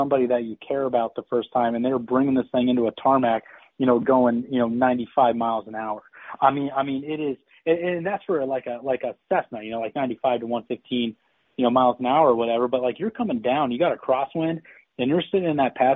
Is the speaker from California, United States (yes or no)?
yes; Eureka, California, United States; growing up in Eureka, it's a 4-hour and 45-minute drive from Sacramento, 5 hours from the Bay Area